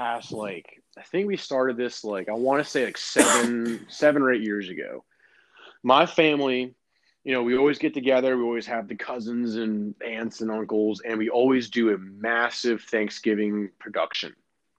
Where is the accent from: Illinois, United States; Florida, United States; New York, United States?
Florida, United States; I'm from Florida.